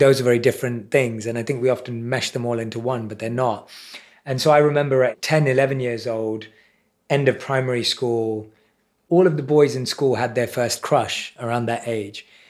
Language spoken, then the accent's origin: English; London, United Kingdom; I was around seven or eight years old. in primary school in London.